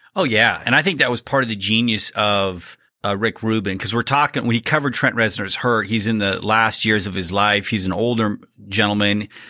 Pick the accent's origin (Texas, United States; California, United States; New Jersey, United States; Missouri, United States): Texas, United States; Abilene; my hometown in Abilene